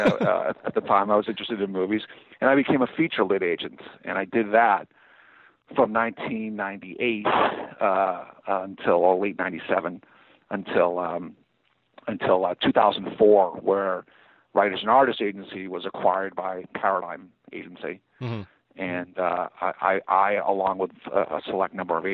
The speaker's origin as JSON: {"language": "English", "town": "Boston", "region": "Massachusetts", "country": "United States", "tie": "born or raised there", "also_born_or_lived": "Atlanta, Georgia, United States", "moved": "as an adult", "lives_now": "Los Angeles, United States", "said": "I moved back to my hometown, Boston"}